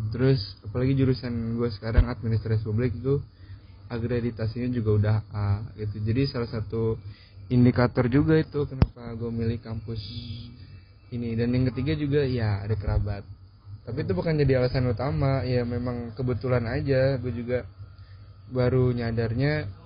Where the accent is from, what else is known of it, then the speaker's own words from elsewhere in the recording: Batam, Riau Islands, Indonesia; now in Serang, Indonesia; gue pengen merantaunya gue punya pemikiran kayaknya kalau gue kuliah di daerah gue katakanlah Batam kayaknya gue nggak bisa mengembangkan diri gue lebih gitu